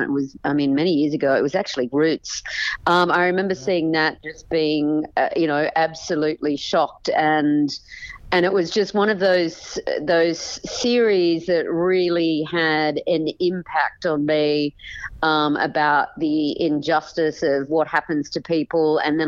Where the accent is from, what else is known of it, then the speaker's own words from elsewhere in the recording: Sydney, New South Wales, Australia; moved away as an adult; also born or lived in New York; now in United States; So I was born and raised in Sydney, Australia